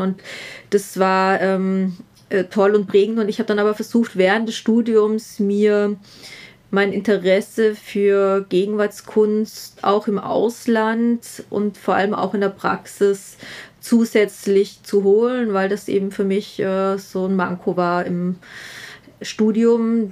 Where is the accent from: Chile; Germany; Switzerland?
Germany; Southern Germany; moved away as an adult; now in Vienna, Austria; ich bin aus Süddeutschland